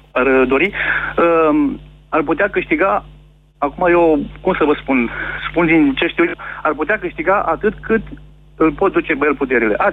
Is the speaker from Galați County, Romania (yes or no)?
yes; Galați, Galați County, Romania; sunt din Galați.